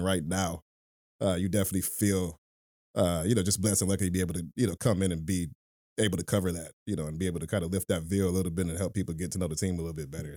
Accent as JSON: {"language": "English", "town": "Detroit", "region": "Michigan", "country": "United States", "tie": "born or raised there", "said": "I was born and raised in Detroit"}